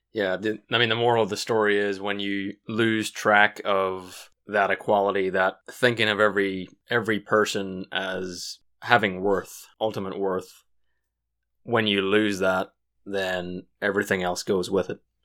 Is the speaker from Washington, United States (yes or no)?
yes; Washington, United States; we're from Washington